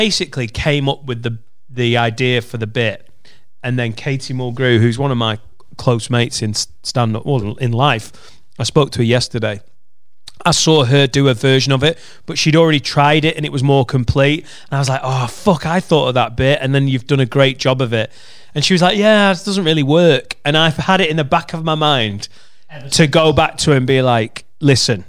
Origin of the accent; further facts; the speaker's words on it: United Kingdom; being British